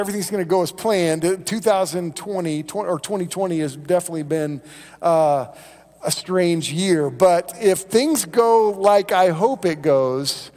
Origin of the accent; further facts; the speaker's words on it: Moore, Oklahoma, United States; I grew up in Moore, which, if you know where Moore is, it's between Norman and Oklahoma City, right there.